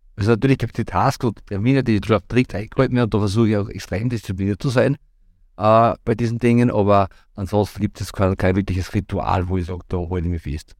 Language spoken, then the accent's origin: German; Rohrbach, Upper Austria, Austria; also born or lived in Vienna / Linz; Ich war in Rohrbach quasi, da ist ja meine, meine Heimat, wo ich geboren und mit ein paar Zwischenstationen auch jetzt noch lebe